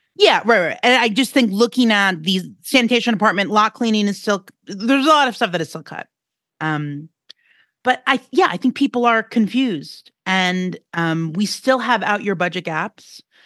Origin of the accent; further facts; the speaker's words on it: New York City, New York, United States; I'm a New Yorker